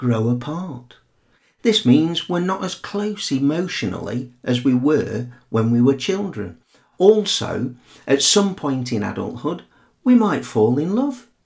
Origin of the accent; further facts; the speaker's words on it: Sheffield, Yorkshire and the Humber, United Kingdom; I grew up in Sheffield in the north of England.